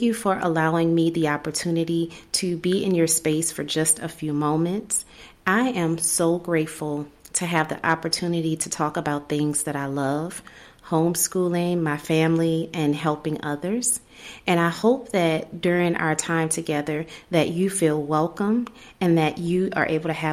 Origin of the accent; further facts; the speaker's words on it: New Orleans, Louisiana, United States; moved away as an adult; also born or lived in Texas / North Carolina / South Carolina / Tennessee; now in Alabama, United States; I'm originally from New Orleans, so that's where the accent comes from